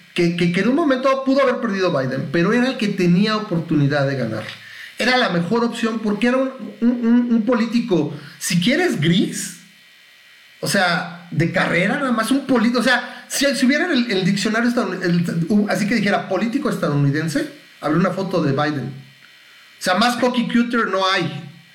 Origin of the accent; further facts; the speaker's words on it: Mexico; soy mexicano